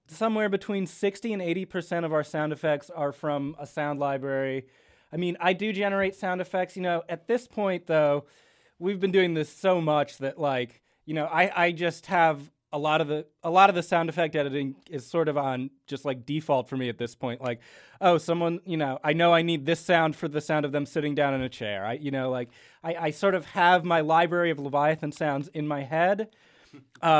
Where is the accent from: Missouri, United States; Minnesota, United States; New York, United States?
New York, United States; New York City; we are from New York. This is a New York podcast.